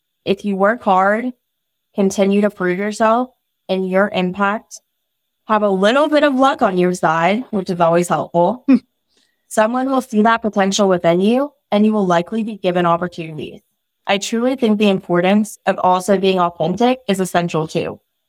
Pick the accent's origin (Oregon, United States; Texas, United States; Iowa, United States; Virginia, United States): Virginia, United States; also born or lived in Mountain View, United States; I was born in Mountain View, California, home of Google headquarters, and moved around a good bit throughout my childhood, eventually landing in Southern Virginia, in the Hampton Roads area.